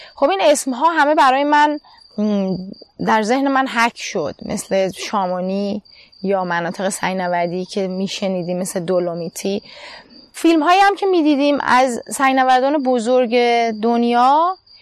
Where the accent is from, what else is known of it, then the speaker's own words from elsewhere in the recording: Iran; moved away as an adult; also born or lived in United Arab Emirates / Turkey; من در ایران به دنیا آمدم